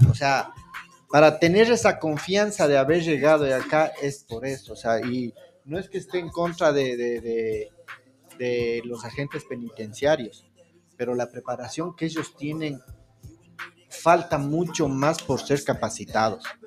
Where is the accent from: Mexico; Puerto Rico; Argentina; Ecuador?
Ecuador; como ecuatorianos